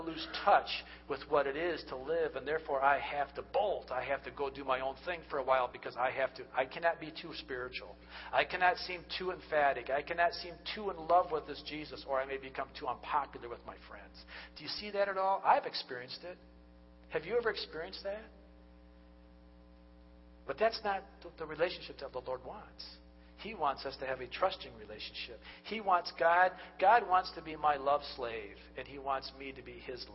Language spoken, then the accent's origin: English; United States; we are the American culture